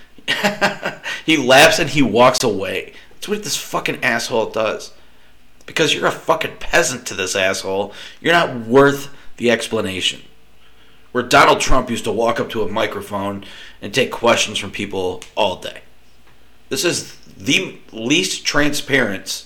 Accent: United States

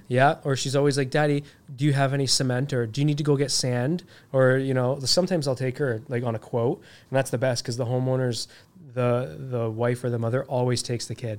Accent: Toronto, Ontario, Canada; moved away; also born or lived in Ajax, Ontario; I grew up in Scarborough. It, there's a reason why my mom moved us out of there, right?

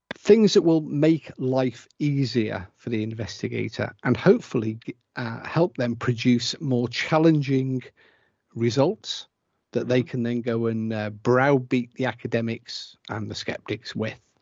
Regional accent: England, United Kingdom; I'm English, my wife's Welsh

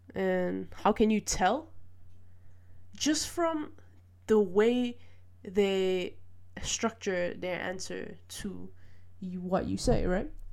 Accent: Malaysia; now in Netherlands; I grew up in Malaysia and I moved to the Netherlands

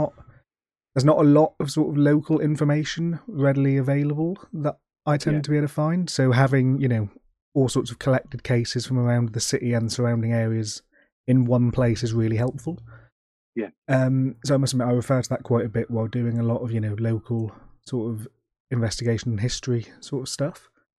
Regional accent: Plymouth, South West England, United Kingdom; So obviously you were born and raised in Plymouth.

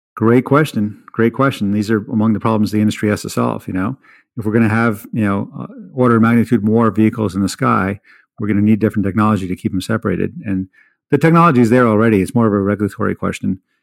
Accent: the East, East Coast, United States; moved away; also born or lived in India; I grew up in the East

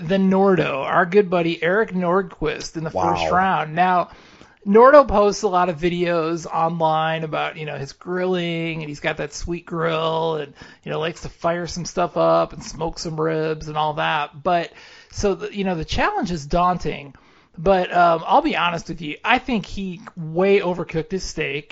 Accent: Kansas City, United States; I'm from Kansas City

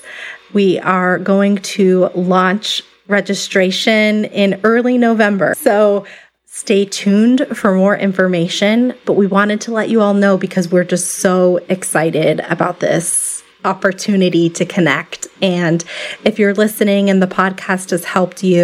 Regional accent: Tucson, Arizona, United States; my hometown of Tucson, Arizona

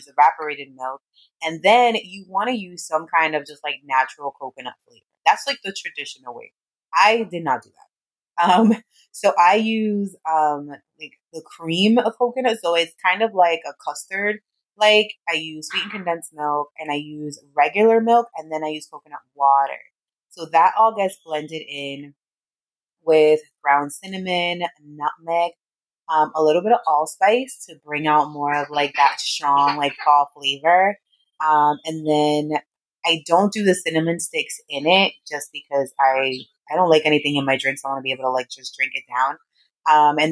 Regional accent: New York City, New York, United States; also born or lived in Brooklyn, New York / San Diego, California; I am originally from the Bronx. Well, I was born in Brooklyn, in New York, but I lived almost my entire life in the Bronx

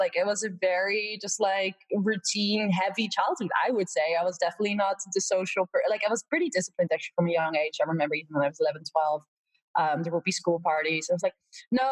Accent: Netherlands; moved away as an adult; also born or lived in Valdosta, Georgia, United States; I'm from Holland, actually, originally, or the Netherlands

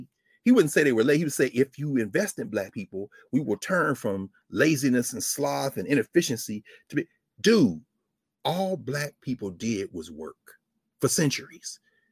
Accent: the South, United States; I'm a Southerner.

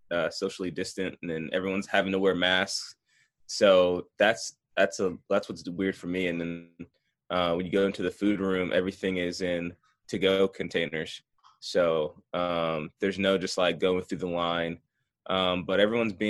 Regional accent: Franklin, Tennessee, United States; also born or lived in Maryland; born and raised in Franklin, Tennessee

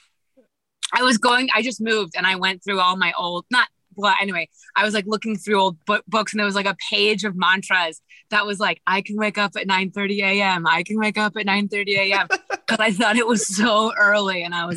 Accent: Kansas, United States; I'm from Kansas.

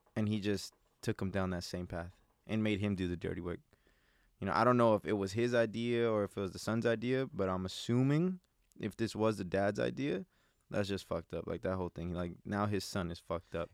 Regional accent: Los Angeles, California, United States; I grew up in South Central

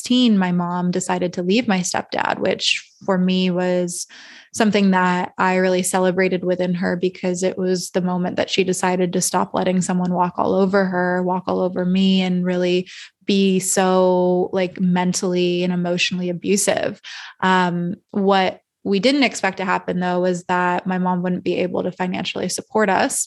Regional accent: Calabasas, California, United States; now in Austin, United States; I grew up in Northern LA County and Agora, like Westlake, Calabasas area

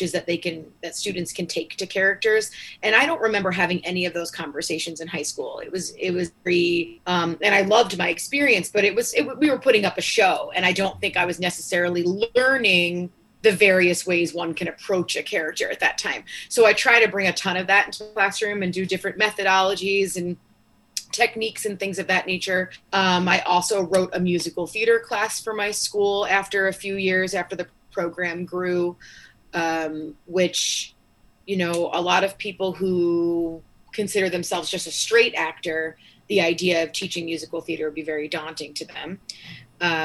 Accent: North Babylon, New York, United States; growing up in New York, I was in North Babylon.

